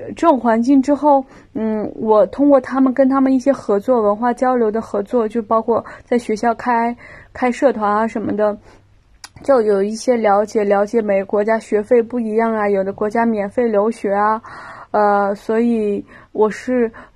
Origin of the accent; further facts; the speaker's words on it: Lanzhou, Gansu, China; moved away as an adult; also born or lived in Shanghai; 我是兰州人嘛，我到上海上学，然后首先是不适应，因为我是一个北方人